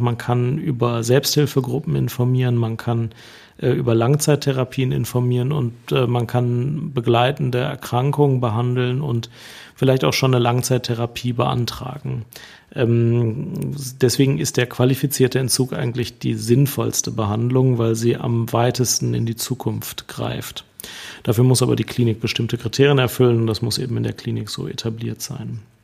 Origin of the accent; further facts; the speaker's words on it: Germany; bei uns in Deutschland